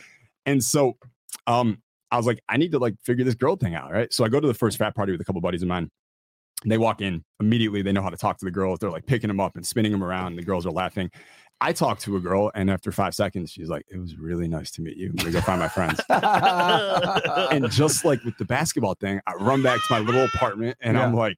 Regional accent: West Bloomfield, Michigan, United States; West Bloomfield, Michigan. {S0} Okay. {S3} So about 30 minutes outside of Detroit.

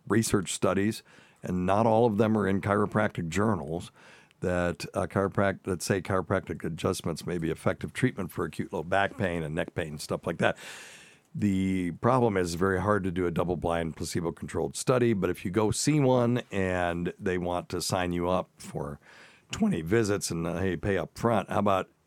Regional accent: the South, United States; accent: Southern; a lot of my Southern accent has creeped back, of course, because, you know, it's been 40 years since I went to college.

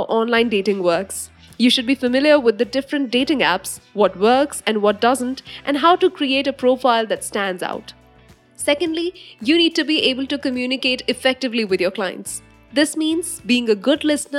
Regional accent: India; I am an Indian woman

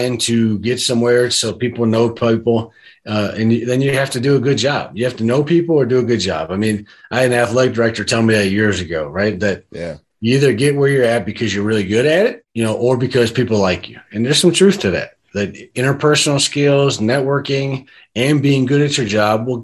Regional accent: Cleveland, Ohio, United States; I grew up in Cleveland

